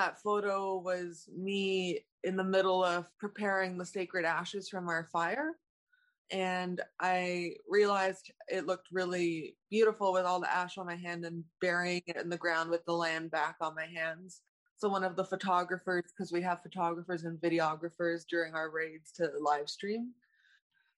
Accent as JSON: {"language": "English", "town": "Toronto", "region": "Ontario", "country": "Canada", "tie": "born or raised there", "said": "I grew up in Toronto, born here"}